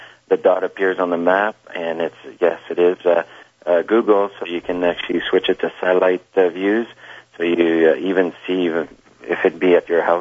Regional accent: Canada; we come from Canada

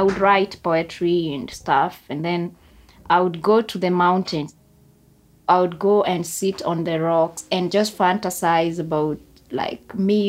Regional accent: Kenya; now in Kiambu County, Kenya; I come from a hilly place as well. So I live in the town right now, but I'm born in the countryside, and that's where I was brought up. Quite poor, I should say. It's a semi-arid.

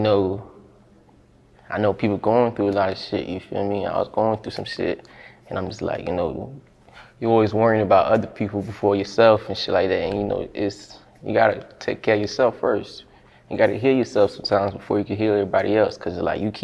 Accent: Broward County, Florida, United States; I'm from Broward. Straight out of Broward

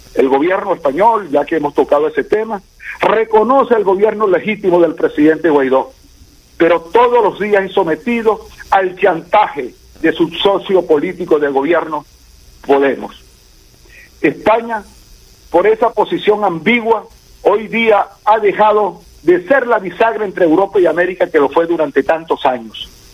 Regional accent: Venezuela; moved away as an adult; now in Budapest, Hungary; como un venezolano de a pie que tuvo que salir de Venezuela para el exilio

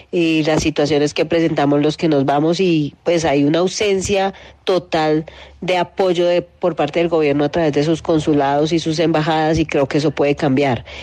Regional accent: Colombia; apegarnos a lo bueno a veces es la única esperanza que tenemos como colombianos.

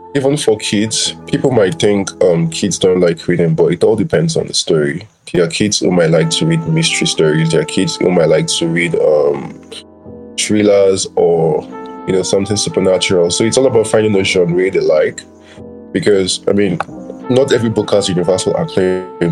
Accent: Nigeria; i was born in Nigeria, lived here all my life

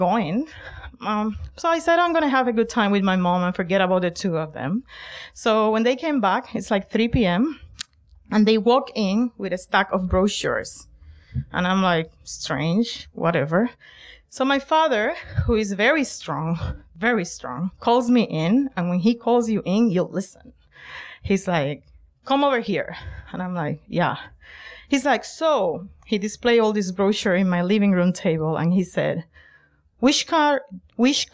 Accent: Puerto Rico; moved away as an adult; now in Boston, United States; the trio songs that we used to sing back in Puerto Rico

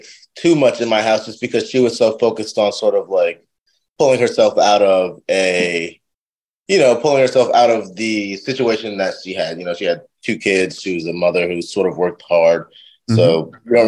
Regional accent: Annapolis, Maryland, United States; moved away as an adult; also born or lived in Jamaica, Queens, New York / Richmond, Virginia; now in Chicago, United States; I grew up in Annapolis

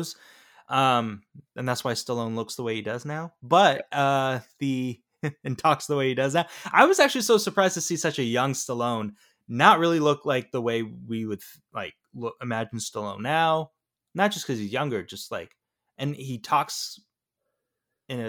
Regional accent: United States; we in America

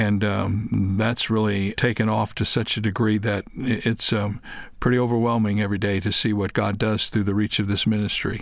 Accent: Toledo, Ohio, United States; moved away as an adult; also born or lived in Dallas, Texas / Fort Wayne, Indiana; now in California, United States; I was born in Toledo, Ohio. I lived in the Midwest

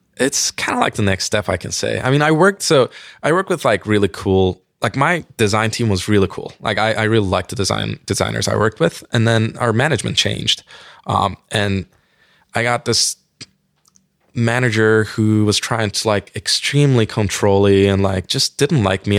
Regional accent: Turkey; English is a second language; moved away as an adult; now in United States; I'm an immigrant, obviously, like, I'm from Turkey

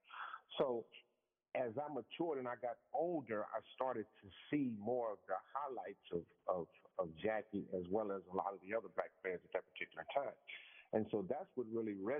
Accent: Los Angeles, California, United States; I was born in Los Angeles, so my family migrated from Mississippi.

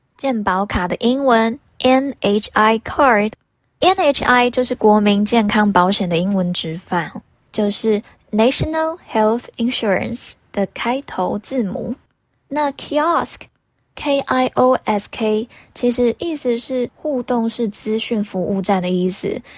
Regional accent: Taiwan; 跟我们台湾人最相关的五倍券英文

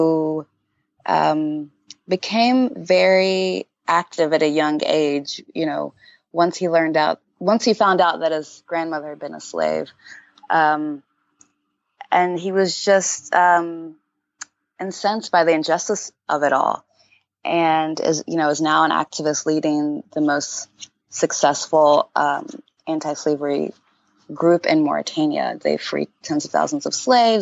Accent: Montgomery, Alabama, United States; moved away as an adult; also born or lived in Houston, Texas / Uganda; And I was born in Houston and grew up in Alabama.

